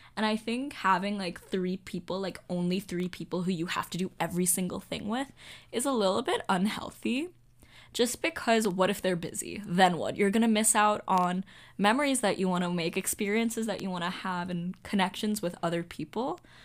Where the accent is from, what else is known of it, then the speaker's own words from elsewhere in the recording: Hong Kong; moved away; I'm from Hong Kong.